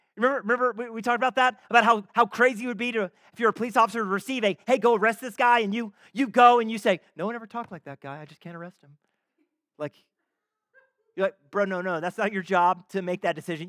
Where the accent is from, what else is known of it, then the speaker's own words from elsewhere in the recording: Canada; I am a Canadian citizen, I am married, I have some kids.